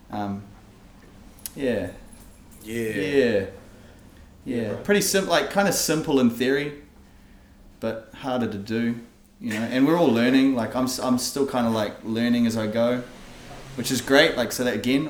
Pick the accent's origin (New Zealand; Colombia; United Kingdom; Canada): New Zealand; Hawke's Bay; moved away; also born or lived in Auckland; growing up in Hawke's Bay